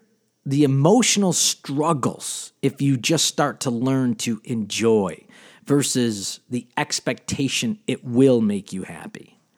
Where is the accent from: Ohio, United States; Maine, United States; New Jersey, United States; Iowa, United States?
Ohio, United States; Cleveland; We came from Cleveland, Ohio.